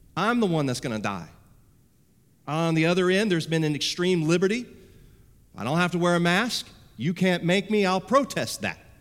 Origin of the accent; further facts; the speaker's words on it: United States